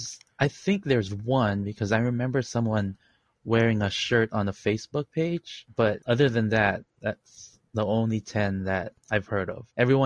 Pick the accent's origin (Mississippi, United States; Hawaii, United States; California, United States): Hawaii, United States; Honolulu; also born or lived in Philippines; I am in Honolulu, Hawaii, not to brag. I was born in the Philippines and I immigrated here when I was 6.